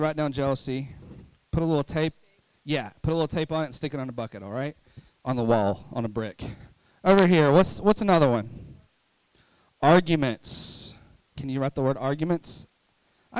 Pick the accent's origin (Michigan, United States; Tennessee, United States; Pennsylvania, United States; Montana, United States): Tennessee, United States; Mountain City; I'm from Mountain City